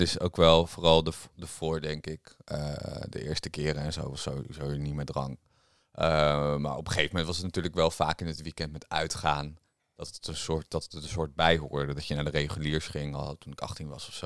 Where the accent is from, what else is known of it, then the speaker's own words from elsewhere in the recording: Harderwijk, Gelderland, Netherlands; Harderwijk, waar ik vandaan kom